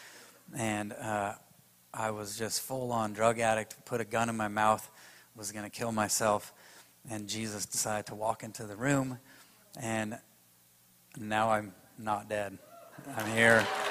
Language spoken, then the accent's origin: English; Iowa, United States; moved away as an adult; also born or lived in New York City; I grew up in Iowa, but I haven't lived here for 20 years.